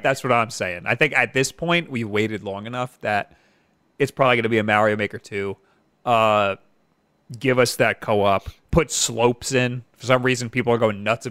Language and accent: English; Long Island, New York, United States; I'm from New York